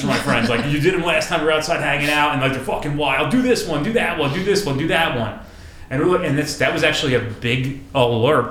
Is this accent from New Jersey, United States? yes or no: yes; New Jersey, United States; Us, like from this area, like close, relevant to New York